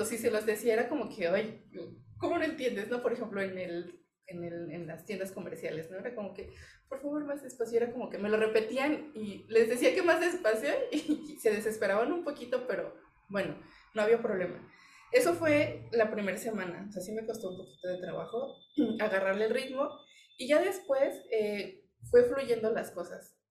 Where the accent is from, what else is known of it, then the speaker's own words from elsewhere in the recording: Mexico; pues de México.